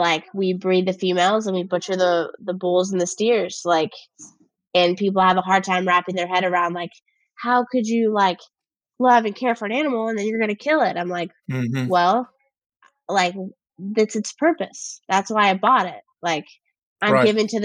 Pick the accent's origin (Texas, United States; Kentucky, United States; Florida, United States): Kentucky, United States; I am from Kentucky. Like, I have a very, like, I have an accent a lot of the times.